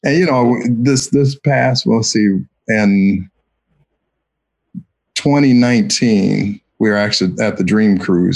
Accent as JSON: {"language": "English", "town": "Ypsilanti", "region": "Michigan", "country": "United States", "said": "I'm from Ypsilanti, Michigan, and have worked at the university for 37 years"}